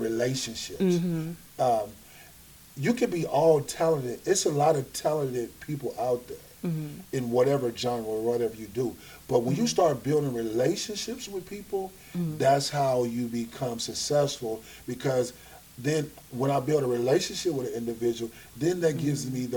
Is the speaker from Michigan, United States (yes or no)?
yes; Flint, Michigan, United States; where we grew up at, we grew up in Flint